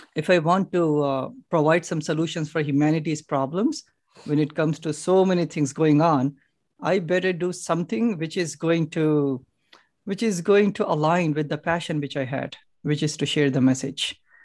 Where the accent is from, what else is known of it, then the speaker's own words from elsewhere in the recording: Hyderabad, Telangana, India; now in Chicago, United States; Originally from India. India, Hyderabad